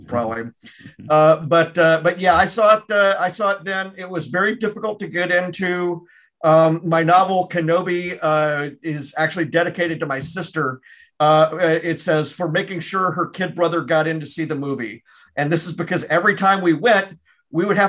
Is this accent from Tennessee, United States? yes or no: yes; Memphis, Tennessee, United States; I grew up in Memphis